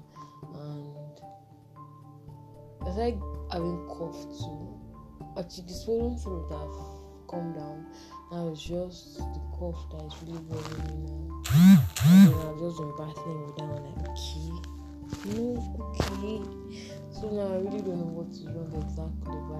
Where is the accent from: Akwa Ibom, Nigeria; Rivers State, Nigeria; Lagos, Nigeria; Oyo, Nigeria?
Oyo, Nigeria; I'm from Oyo State